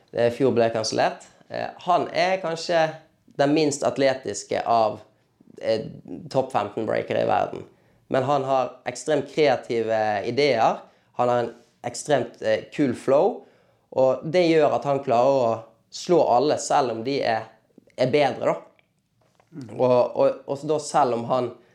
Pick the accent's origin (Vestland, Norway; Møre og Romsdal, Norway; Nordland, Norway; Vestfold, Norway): Vestland, Norway; Bergen; now in Oslo, Norway; hjemme i Bergen